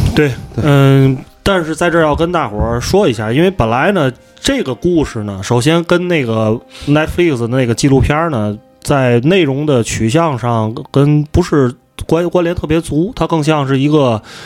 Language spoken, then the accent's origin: Chinese; Tianjin, China; accent: Tianjin; 我们这个天津口音